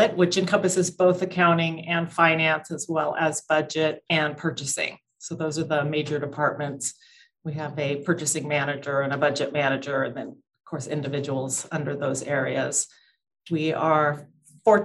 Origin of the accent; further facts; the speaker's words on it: Southern California, United States; I grew up in Southern California, so still in my home base